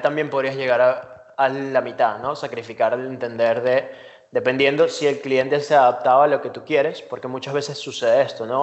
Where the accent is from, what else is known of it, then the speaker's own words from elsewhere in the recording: Venezuela; moved away as an adult; now in Spain; soy venezolano, ahora llevo tres años aquí en España